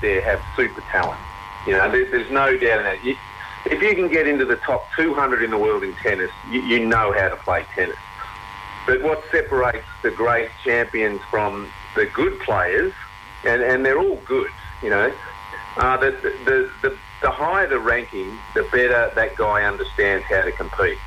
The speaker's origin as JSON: {"language": "English", "area": "Lake Eildon", "region": "Victoria", "country": "Australia", "moved": "yes", "said": "I was originally from Lake Eildon."}